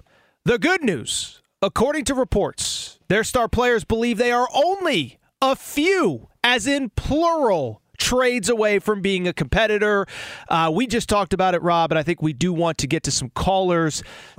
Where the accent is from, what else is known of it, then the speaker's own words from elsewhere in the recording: East Coast, United States; And it's so sad because, you know, I grew up on the East Coast.